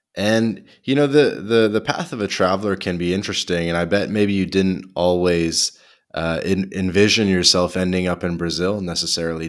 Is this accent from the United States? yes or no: no; Canada; also born or lived in Montreal; I'm Canadian